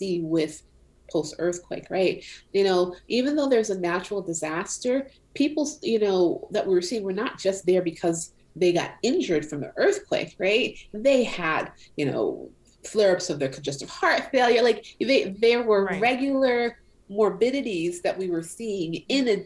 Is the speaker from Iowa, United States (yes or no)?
no; Pine Hills, Florida, United States; also born or lived in Haiti / North Carolina / New York; I grew up in Florida. I grew up in an area called Pine Hills in Florida